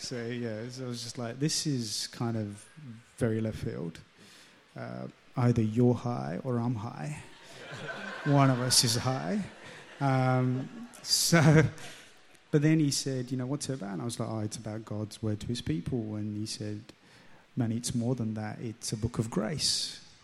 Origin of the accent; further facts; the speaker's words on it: London, United Kingdom; accent: English; moved away as an adult; now in Central Coast, Australia; the area where I grew up in London. So um, it was sort of inner city